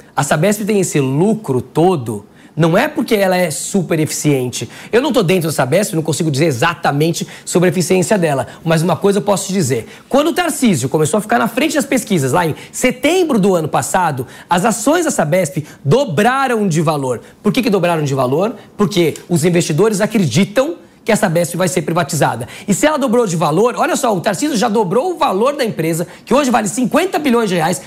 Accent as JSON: {"language": "Portuguese", "region": "São Paulo", "country": "Brazil", "said": "eu sou paulista"}